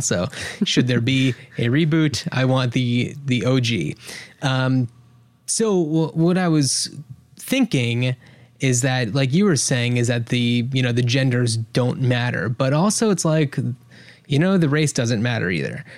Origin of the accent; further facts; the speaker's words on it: New Jersey, United States; now in Portland, United States; We are from New Jersey, uh, just outside of New York